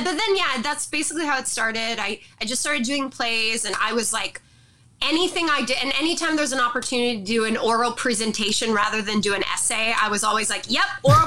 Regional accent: Montreal, Quebec, Canada; I was born on a cold day in March. in Montreal, Quebec, Canada.

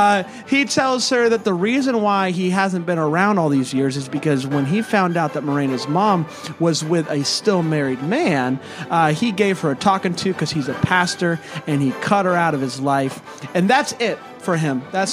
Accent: South Carolina, United States; We are from South Carolina.

